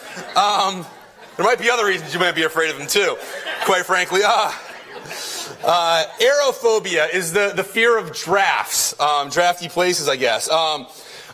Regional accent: Connecticut, United States; we're from Connecticut

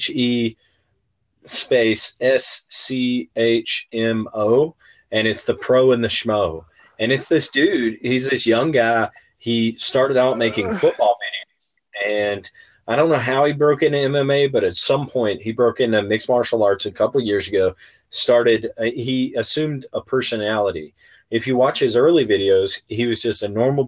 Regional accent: West Virginia, United States; growing up in West Virginia

